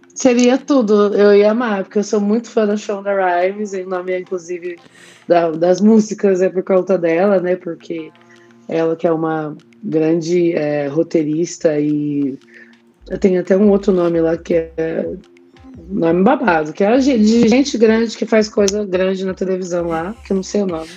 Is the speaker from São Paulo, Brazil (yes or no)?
yes; Jacareí, São Paulo, Brazil; moved away as an adult; Quando eu saí da minha cidade, aliás, né? Saí de Jacareí e fui morar em São Paulo.